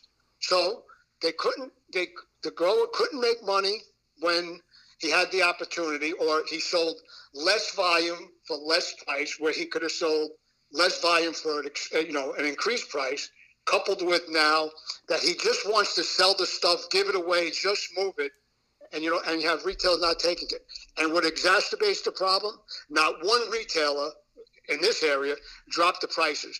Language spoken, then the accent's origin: English; New York City, New York, United States; I grew up in Brooklyn.